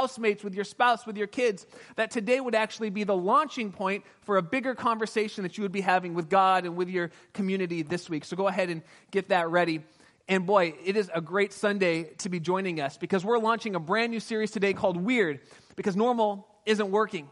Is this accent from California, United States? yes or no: yes; Southern California, United States; I grew up in Southern California